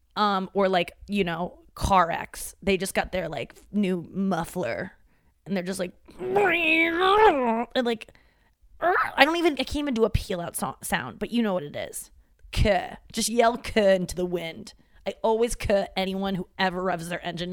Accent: St. Louis, Missouri, United States; moved away; my hometown.

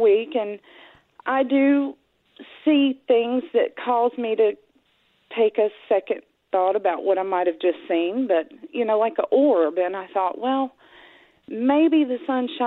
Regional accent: Piedmont of North Carolina, United States; we're from the Piedmont of North Carolina

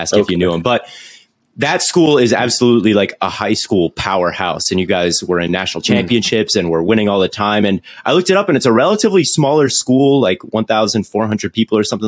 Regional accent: Minnesota, United States; now in Arizona, United States; I'm from Minnesota, and then I moved out here to Arizona

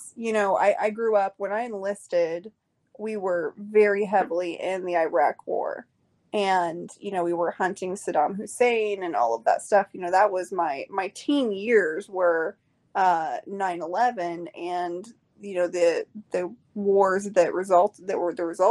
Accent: Oklahoma, United States; I'm from Oklahoma

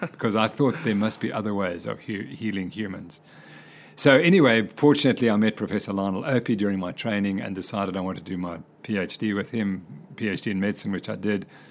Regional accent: Cape Town, Western Cape, South Africa; moved away; also born or lived in Zimbabwe / United States; we moved down to Cape Town when I was very young. And so I did all my schooling in Cape Town.

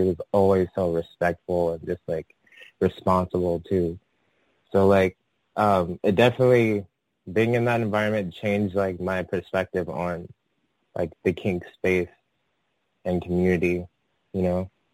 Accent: San Francisco, California, United States; also born or lived in Atlanta, Georgia; I'm from San Francisco. Um, I was actually born I was actually born in in Atlanta, Georgia, and I moved to San Francisco when I was like still a toddler, like three or four

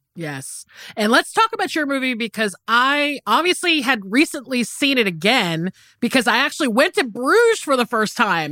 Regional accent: the South, United States; I grew up in the South and it's very hot down here

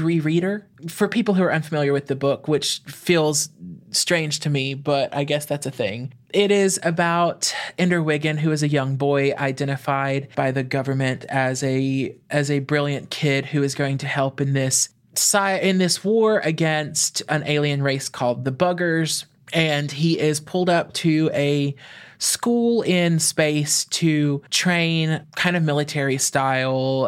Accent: East Texas, United States; moved away as an adult; now in Louisiana, United States; I grew up in a small town in East Texas. I grew up on a twenty-acre farm in the middle of nowhere

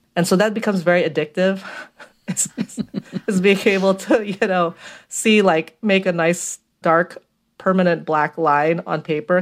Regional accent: Philippines; also born or lived in Brooklyn, United States; now in Queens, New York, United States; I grew up in the Philippines

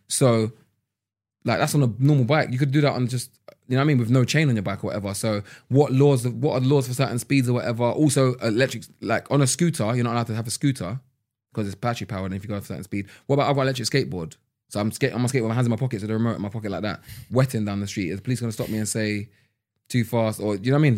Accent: London, United Kingdom; growing up in London

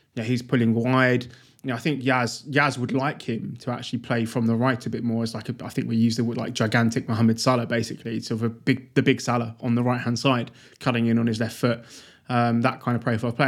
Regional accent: United Kingdom; as a British person

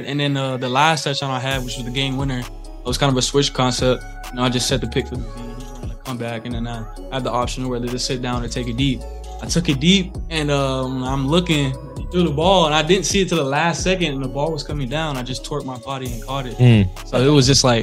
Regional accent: Florida, United States; I'm from Florida

